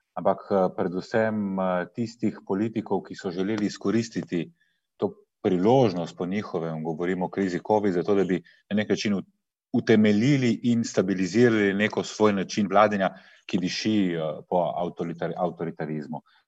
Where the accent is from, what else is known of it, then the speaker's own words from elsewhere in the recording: Slovenia; smo Slovenci